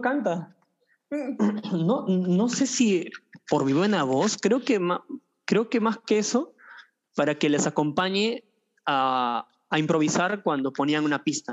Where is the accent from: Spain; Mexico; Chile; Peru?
Peru; Lima; also born or lived in Tumay Huaraca, Andahuaylas, Apurímac; yo nací yo nací en, Lima, mis padres son de Andahuaylas